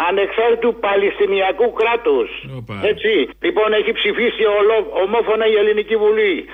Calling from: Egaleo, Attica, Greece; Γεια χαρά, Αποστόλη … από το Εγάλεο.

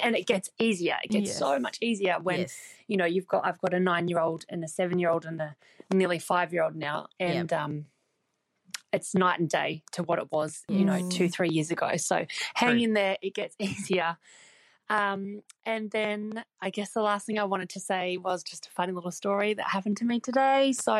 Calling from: New Zealand; I'm calling from New Zealand.

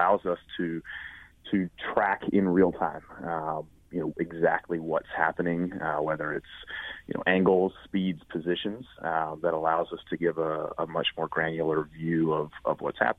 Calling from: Pittsburgh, Pennsylvania, United States

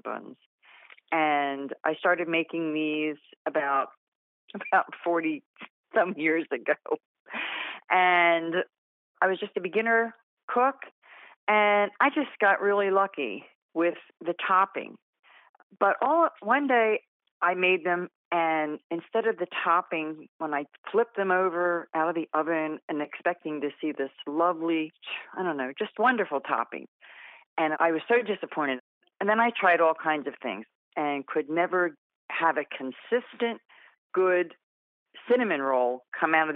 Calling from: The Villages, Florida, United States; I'm calling from the Villages, Florida

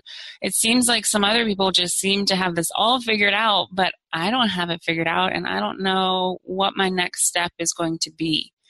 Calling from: Arlington, Virginia, United States; I'm calling in from Arlington, Virginia, which is in the DC metro area.

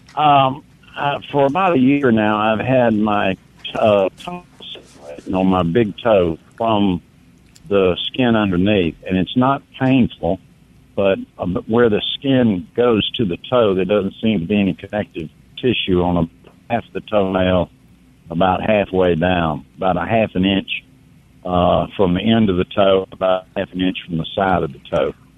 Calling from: Ward, Alabama, United States; Calling from Ward, Alabama.

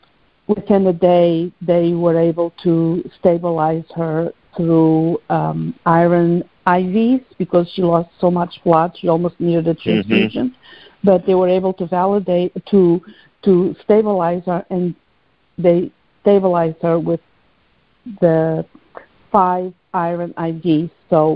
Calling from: New Jersey, United States; Hi, this is … from New Jersey. How are you both?

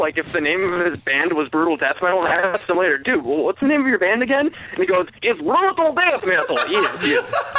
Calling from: St. Paul, Minnesota, United States; Hey, what's up? This is … from St. Paul.

